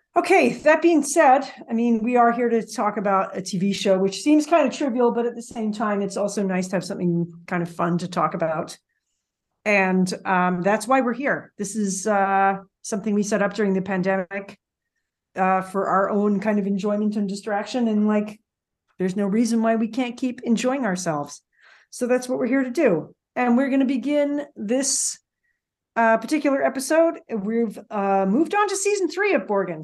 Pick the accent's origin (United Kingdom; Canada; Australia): Canada; I'm Canadian.